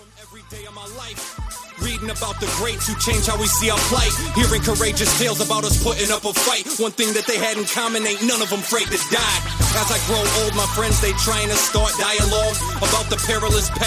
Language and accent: English; United States; for me being an American